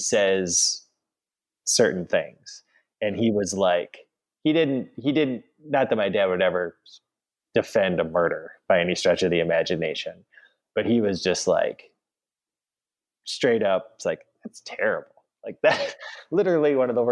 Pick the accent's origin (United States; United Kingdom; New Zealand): United States; Madison, Wisconsin; now in Memphis, United States; my hometown of Madison, which of course is a city with a rich history of protests